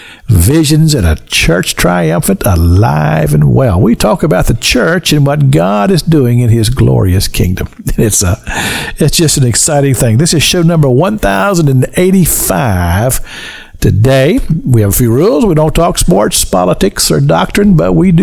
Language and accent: English; Kentucky, United States; now in Tallahassee, United States; I grew up in Kentucky